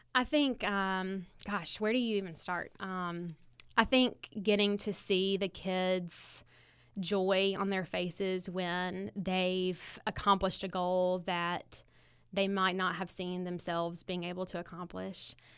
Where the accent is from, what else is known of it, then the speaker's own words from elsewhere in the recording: Montgomery, Alabama, United States; I grew up in Montgomery